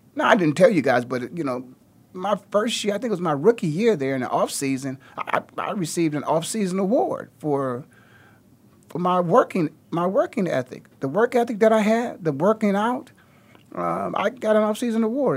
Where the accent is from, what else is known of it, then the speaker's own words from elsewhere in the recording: Canton, Ohio, United States; moved away as an adult; also born or lived in Philadelphia; I was just born and raised in the Hall of Fame city, one hour down the road. in Canton, Ohio